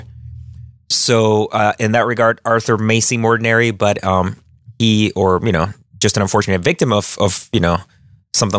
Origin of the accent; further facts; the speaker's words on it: Chile; moved away; growing up in Chile and South America